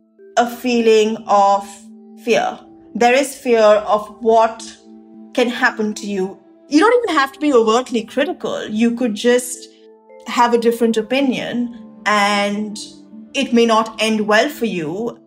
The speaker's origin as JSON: {"language": "English", "country": "India", "said": "No, I'm an Indian citizen."}